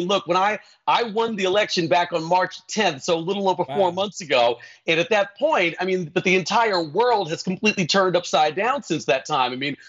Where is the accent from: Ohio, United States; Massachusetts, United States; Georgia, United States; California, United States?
Georgia, United States; Atlanta; born there; So I was born in Atlanta, Georgia, but I mostly grew up